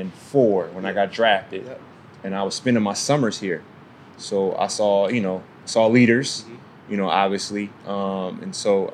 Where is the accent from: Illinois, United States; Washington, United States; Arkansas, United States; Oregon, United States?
Illinois, United States; Springfield; I'm from Springfield, Illinois, and we always look up to Chicago.